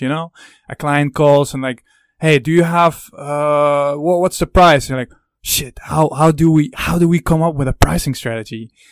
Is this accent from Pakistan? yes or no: no; Netherlands; I'm from the Netherlands, you i'm very curious if people would recognize the accent